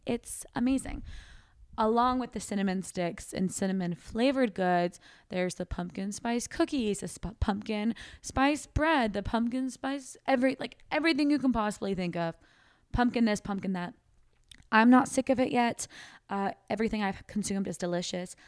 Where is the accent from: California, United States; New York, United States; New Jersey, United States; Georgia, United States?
California, United States; Sacramento; moved away as an adult; now in Austin, United States; our hometown